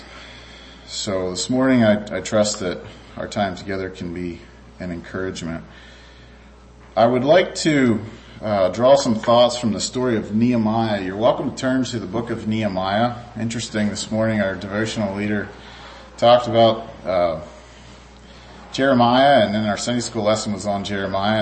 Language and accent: English; Clare, Michigan, United States; we're from Central Michigan there in Clare